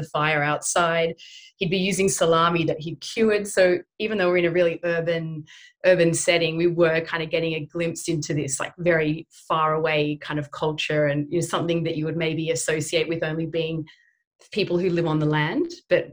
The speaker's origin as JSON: {"language": "English", "town": "Sydney", "region": "New South Wales", "country": "Australia", "tie": "born or raised there", "said": "growing up in Haberfield, which is, you know, Sydney's Little Italy"}